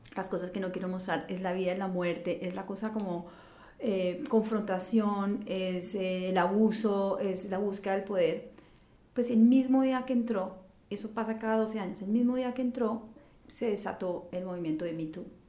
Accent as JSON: {"language": "Spanish", "country": "Colombia", "tie": "born or raised there", "moved": "as an adult", "lives_now": "New York, United States", "said": "haber crecido en Colombia"}